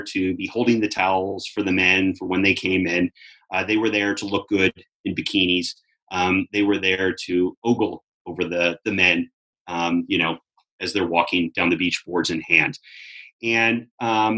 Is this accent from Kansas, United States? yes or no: no; Southern California, United States; when I was growing up in Southern California